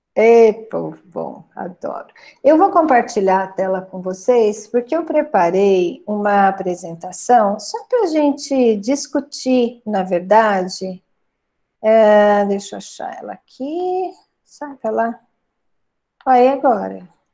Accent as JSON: {"language": "Portuguese", "country": "Brazil", "tie": "born or raised there", "also_born_or_lived": "São Carlos / Uberaba", "said": "Uberaba fica perto da cidade onde eu nasci, fica a 70 quilômetros de lá"}